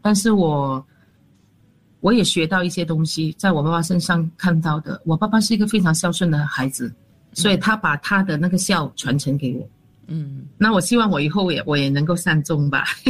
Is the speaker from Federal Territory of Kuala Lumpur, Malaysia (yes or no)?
yes; Kuala Lumpur, Federal Territory of Kuala Lumpur, Malaysia; 我是吉隆坡人